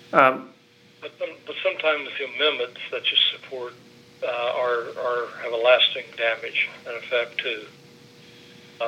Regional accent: Southern Indiana, United States; I come from Southern Indiana

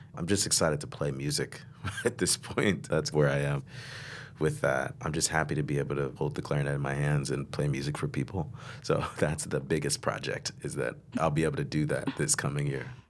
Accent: Chicago, Illinois, United States; growing up in Chicago

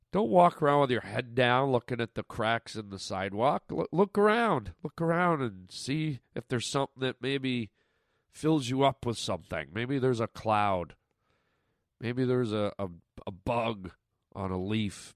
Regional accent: Canada; now in United States; my Canadian friends listening right now, my f, my fellow countrymen and women

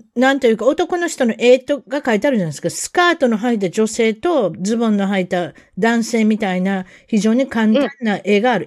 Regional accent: United States; 私たちアメリカ人

